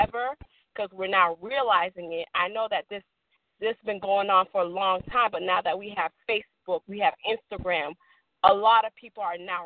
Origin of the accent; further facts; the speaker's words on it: Boston, Massachusetts, United States; moved away; also born or lived in Haiti; I'm originally from Boston, Massachusetts. I come from a Haitian descent.